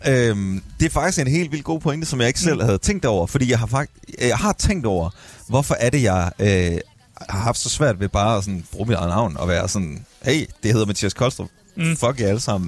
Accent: Skive, Central Denmark Region, Denmark; moved away; jeg er jo fra Skive

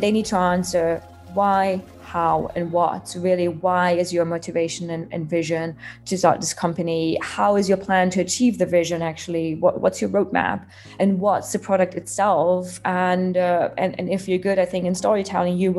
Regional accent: Germany; moved away as an adult; now in United Kingdom; I'm originally from Germany, been living in the UK last 7 years

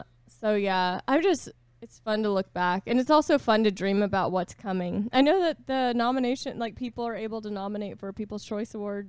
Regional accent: Boston, Massachusetts, United States; I'm from Boston and I'm just kind of hard.

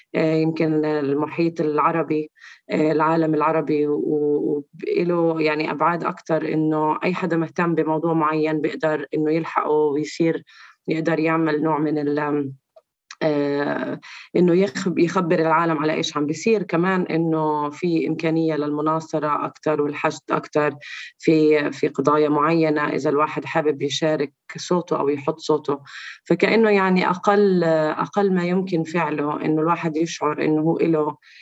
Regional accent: Palestine; ارائنا كفلسطينيين داخل فلسطين

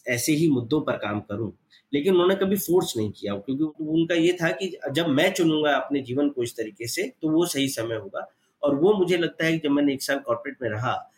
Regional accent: village near Alwar, Rajasthan, India; हम भी गांव में ही पले बड़े वहीं उन्हीं के साथ रहते थे

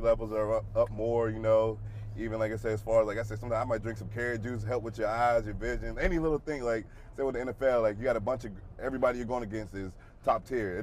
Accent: Pittsburgh, Pennsylvania, United States; moved away; I grew up a Steelers fan. I'm from Pittsburgh

